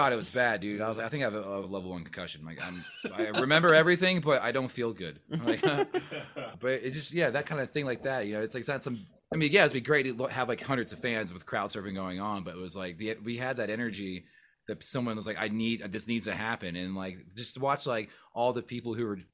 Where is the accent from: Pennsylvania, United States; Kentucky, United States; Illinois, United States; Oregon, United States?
Pennsylvania, United States; Philadelphia; I'm from Philly